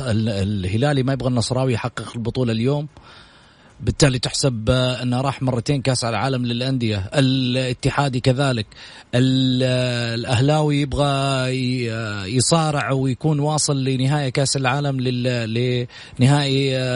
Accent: Saudi Arabia

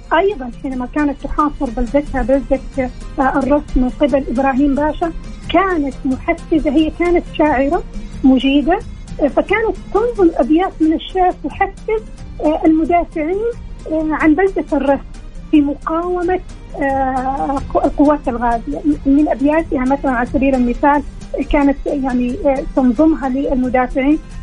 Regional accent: Saudi Arabia; احنا حقيقي كسعوديين

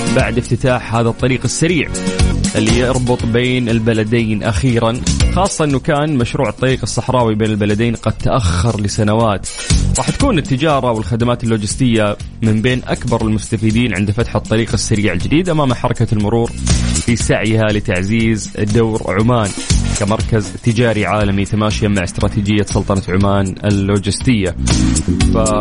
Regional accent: Saudi Arabia; عندنا في المملكة العربية السعودية

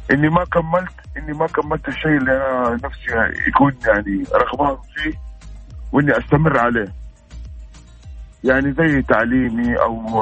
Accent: Mecca, Makkah Province, Saudi Arabia; now in Jeddah, Saudi Arabia; من السعوديه من مكه والان انا متواجد في جده

